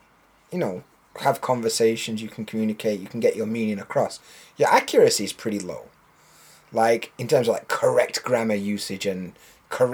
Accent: Yorkshire and the Humber, United Kingdom; accent: Yorkshire; I don't speak in my natural accent with many people. Because it's really hard to understand a Yorkshire accent.

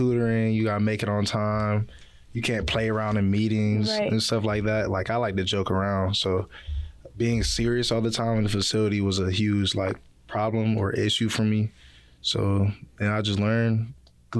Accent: Suwanee, Georgia, United States; moved away as an adult; I'm from Gwinnett County. It's a county just outside of Atlanta, and specifically I live in Suwanee, Georgia

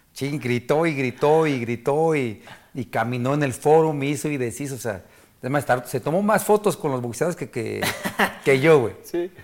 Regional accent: Mexico; Somos mexicanos y yo crecí

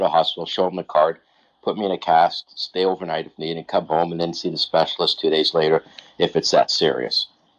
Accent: Ontario, Canada; I'm from Ontario

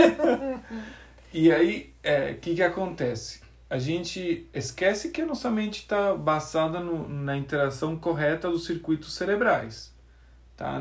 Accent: Argentina; Portuguese is a second language; moved away as an adult; Eu sou argentino, nasci na Argentina. Tem uma universidade adventista lá. E eu nasci no povoadinho que rodeia a universidade

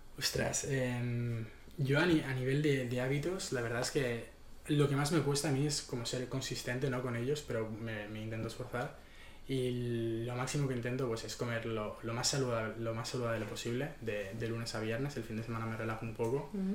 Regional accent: Barcelona, Catalonia, Spain; also born or lived in Madrid / Berlin; yo soy un chico de, Barcelona, eh, nací en Madrid pero he vivido toda mi vida aquí

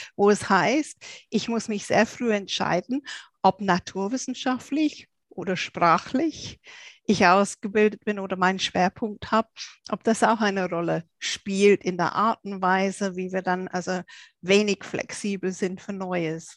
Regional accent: England, United Kingdom; moved away; ich bin ja Engländerin

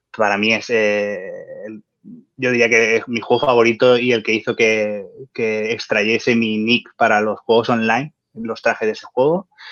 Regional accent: Valencian Community, Spain; soy un valenciano nacido en los 80

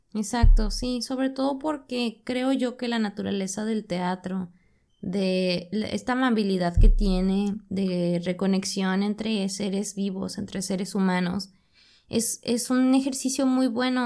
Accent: Monterrey, Nuevo León, Mexico; nosotros que somos de Monterrey, que vivimos en un contexto sumamente industrial

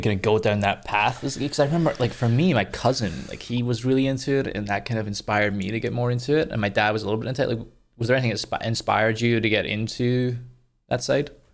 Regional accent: Scotland, United Kingdom; coming from Scotland

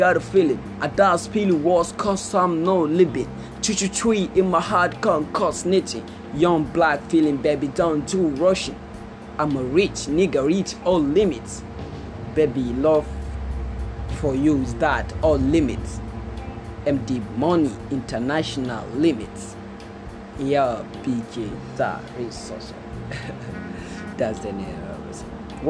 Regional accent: Northern Nigeria, Nigeria; now in India; I come from Northern Nigeria. I come from Northern Nigeria.

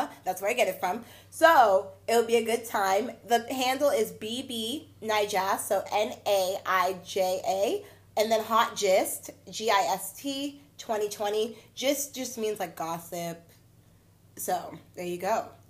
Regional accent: Nigeria; I'm Nigerian.

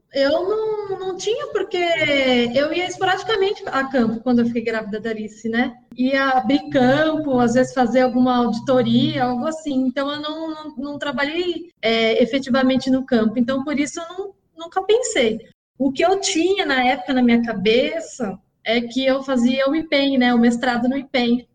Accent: Osasco, São Paulo, Brazil; Eu nasci em Osasco e por aqui fiquei até, até os dias de hoje. Nunca saí daqui.

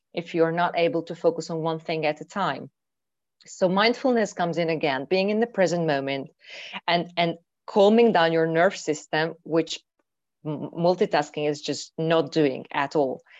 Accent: Hungary; moved away as an adult; I'm from Hungary. And recently, I am in Hungary actually, after five years living abroad.

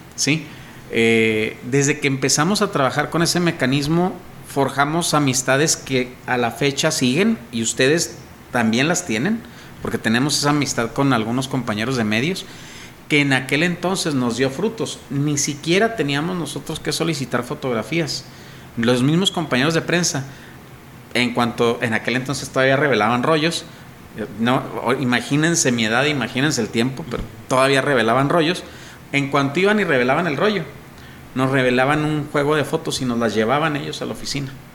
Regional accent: Mexico

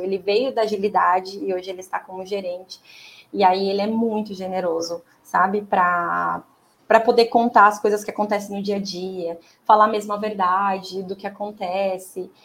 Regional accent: Americana, São Paulo, Brazil; Eu sou de Americana, é, de São Paulo, na região de Campinas

